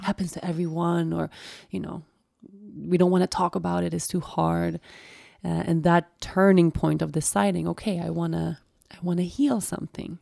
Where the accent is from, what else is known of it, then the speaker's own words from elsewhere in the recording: Sweden; also born or lived in Costa Rica; I had been away from Sweden for like a year.